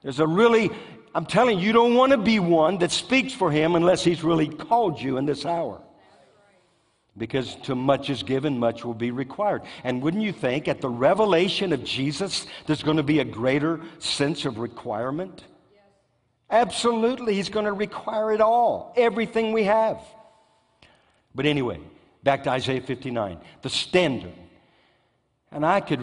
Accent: United States; I'm an American

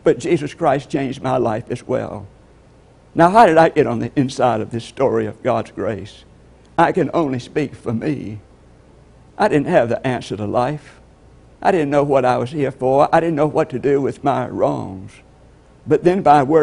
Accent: LaGrange, Georgia, United States; I'm from LaGrange, Georgia

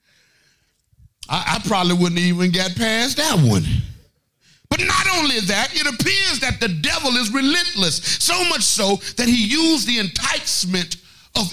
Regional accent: Arkansas, United States; now in Atlanta, United States; I'm really from Arkansas. I'm from the only state that's in the Bible

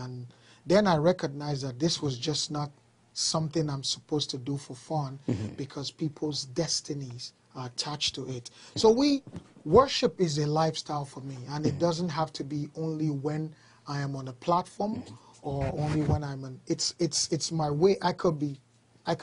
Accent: Nigeria; moved away as an adult; now in Canada; I've lived in Nigeria, Africa, pretty much all my life

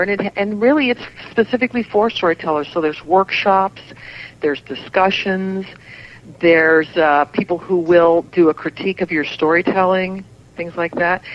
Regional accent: Southern Indiana, United States; moved away; I grew up in Southern Indiana

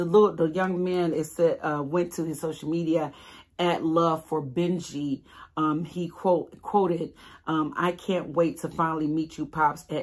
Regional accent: Detroit, Michigan, United States; Detroit versus everybody. That's my hometown.

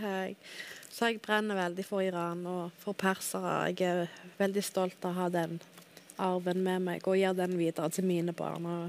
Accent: Hauge i Dalane, Rogaland, Norway; also born or lived in Stavanger; Jeg òg er født og oppvokst på Haua, da. Samme plass som Tom.

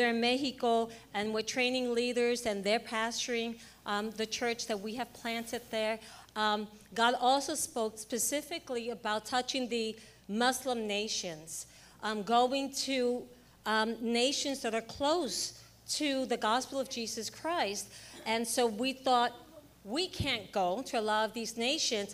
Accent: Puerto Rico; moved away; I'm from Puerto Rico.

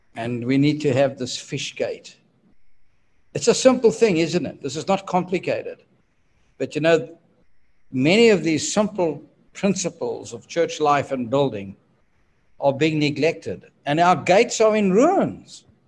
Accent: South Africa; my birth country, which is South Africa. His head office was just a few miles from my hometown

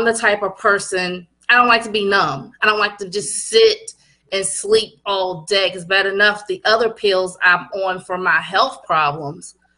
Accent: Culpeper, Virginia, United States; I'm from Culpeper, which is a small town in Virginia

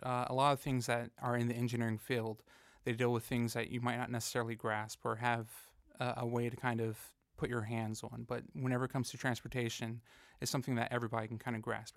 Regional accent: Fayetteville, North Carolina, United States; I grew up here in Fayetteville

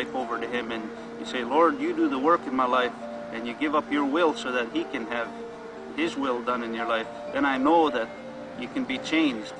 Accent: Buffalo Lake Métis Settlement, Alberta, Canada; I'm from the Buffalo Lake Métis Settlement, and which is the Cree Nation, and it's in Alberta, Canada.

